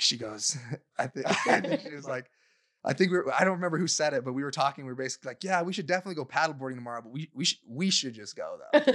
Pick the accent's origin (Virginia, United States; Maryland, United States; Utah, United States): Utah, United States; growing up in Utah